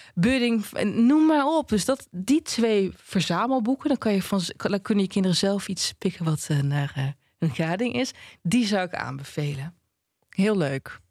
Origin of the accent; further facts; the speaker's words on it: Twente, Overijssel, Netherlands; ik kom uit Twente